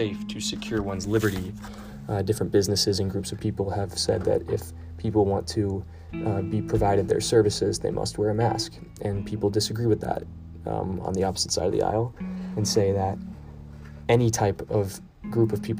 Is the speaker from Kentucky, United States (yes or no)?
yes; Kentucky, United States; my home state of Kentucky